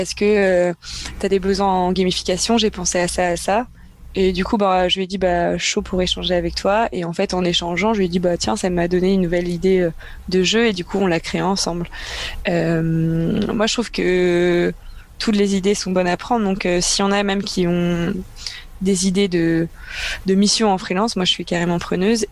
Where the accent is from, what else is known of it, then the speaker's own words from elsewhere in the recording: Brittany, France; je viens de Bretagne